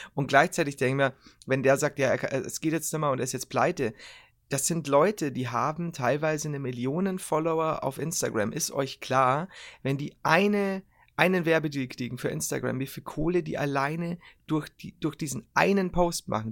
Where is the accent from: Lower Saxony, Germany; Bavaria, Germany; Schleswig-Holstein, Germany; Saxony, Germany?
Bavaria, Germany; ich als generell als Bayer